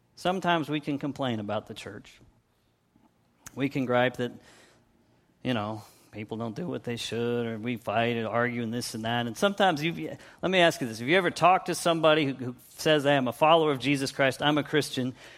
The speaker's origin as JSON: {"language": "English", "region": "Pennsylvania", "country": "United States", "moved": "yes", "said": "I'm from Pennsylvania"}